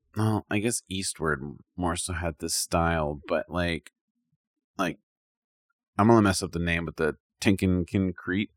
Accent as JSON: {"language": "English", "country": "United States", "said": "I'm from America"}